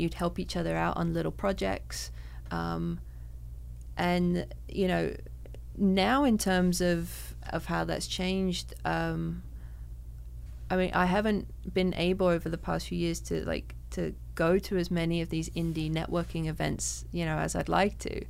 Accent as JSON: {"language": "English", "region": "London", "country": "United Kingdom", "tie": "born or raised there", "moved": "yes", "lives_now": "Canada", "said": "growing up in London"}